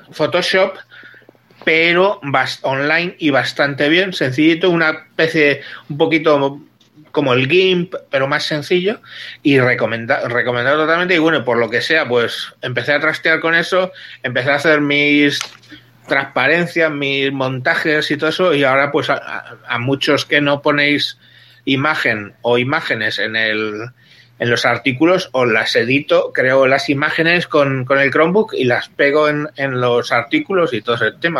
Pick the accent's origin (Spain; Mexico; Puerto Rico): Spain; soy divorciado español